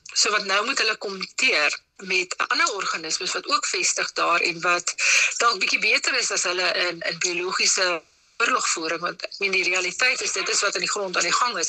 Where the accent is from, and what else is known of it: South Africa